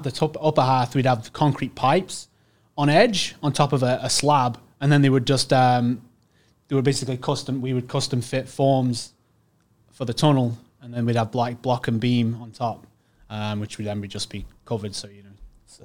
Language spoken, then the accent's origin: English; Staffordshire, West Midlands, United Kingdom; moved away as an adult; now in Canada; I'm English, uh, born and bred. Most of the time, you know, I um, from really, uh, the Midlands, yep. Staffordshire